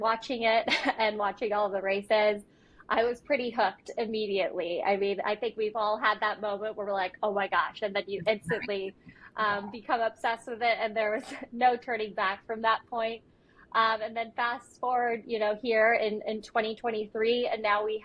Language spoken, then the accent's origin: English; United States; I grew up watching motorsport in America